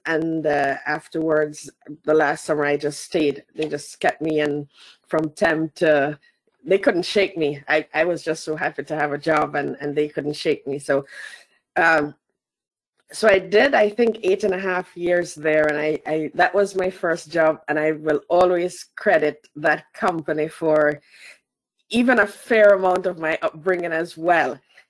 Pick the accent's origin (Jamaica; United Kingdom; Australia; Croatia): Jamaica; I started in Jamaica. So I'm Jamaican, first and foremost. Let me put that on the table. And so I was born and bred in Jamaica, including all the way up to university and my first job.